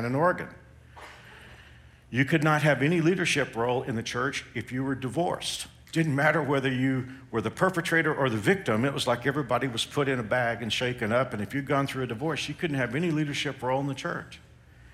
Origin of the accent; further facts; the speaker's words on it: Texas, United States; moved away as an adult; now in Kansas, United States; growing up in Texas